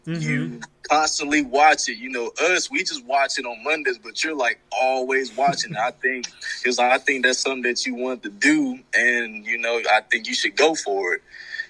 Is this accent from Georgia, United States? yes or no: no; Florida, United States; He tried to rib me and say I was from the UK, but I told him I was from Florida.